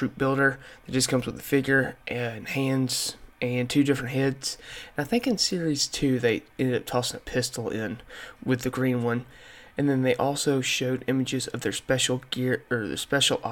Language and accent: English; the South, United States; in my time growing up in the South